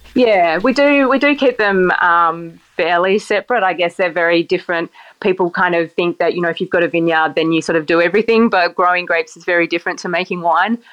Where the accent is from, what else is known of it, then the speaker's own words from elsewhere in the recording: King Island, Tasmania, Australia; I grew up on a, a little island where there is no wine industry